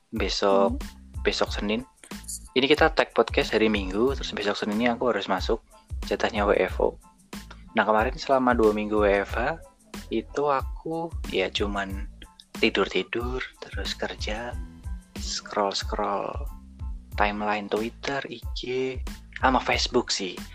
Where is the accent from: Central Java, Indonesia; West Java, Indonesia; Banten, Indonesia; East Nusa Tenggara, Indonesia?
Central Java, Indonesia; Banjarnegara; also born or lived in Wonosobo; Banjarnegara itu adalah kampung halamanku. Tapi karena dulu di Banjarnegara itu belum ada rumah sakit yang mumpuni lah istilahnya, makanya aku